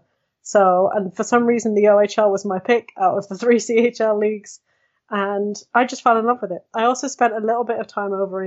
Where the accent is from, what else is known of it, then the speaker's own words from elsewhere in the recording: United Kingdom; We're two British people